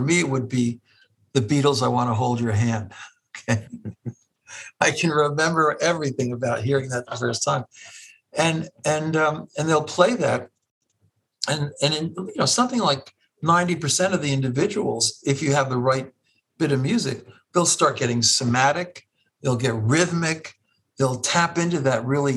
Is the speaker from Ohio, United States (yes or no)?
yes; Cleveland, Ohio, United States; moved away as an adult; now in Stony Brook, United States; I'm a Clevelander by nature and disposition